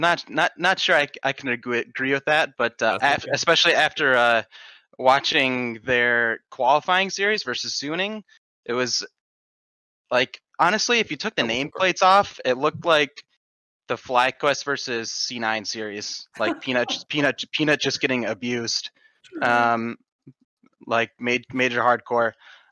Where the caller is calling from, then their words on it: North Carolina, United States; I'm calling from North Carolina.